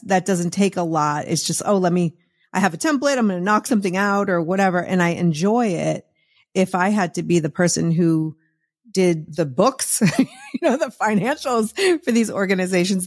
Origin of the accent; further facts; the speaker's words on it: Massachusetts, United States; moved away; when I was growing up in Massachusetts